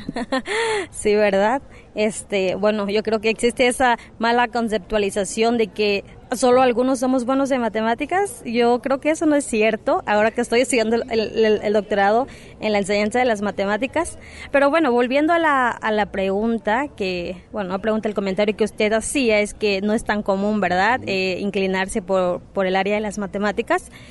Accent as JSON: {"language": "Spanish", "town": "Cochoapa", "region": "Guerrero", "country": "Mexico", "also_born_or_lived": "United States", "moved": "as an adult", "said": "no solo en Cochuapa, de donde yo vengo"}